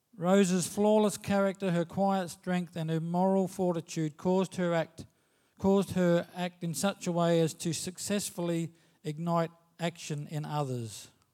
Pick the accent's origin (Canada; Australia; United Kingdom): Australia; As an Australian citizen